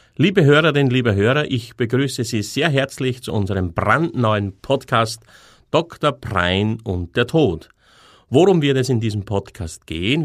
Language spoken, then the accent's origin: German; Austria; moved away as an adult; bin dann aus meinem, aus meiner Heimatstadt ausgewandert in ein anderes Bundesland in Österreich